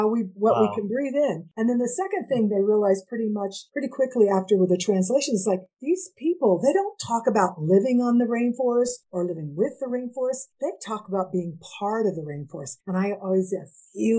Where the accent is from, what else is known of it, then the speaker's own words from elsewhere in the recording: United States; I'm half Indigenous, Nahua, which people know as Aztec, and I'm Mexican American.